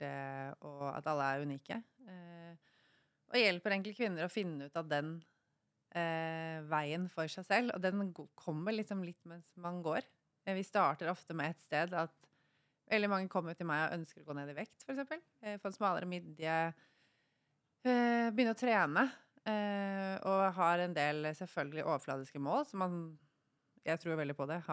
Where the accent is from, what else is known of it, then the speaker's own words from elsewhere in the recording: Norway; moved away as an adult; also born or lived in Thailand / Bali; jeg er fra Norge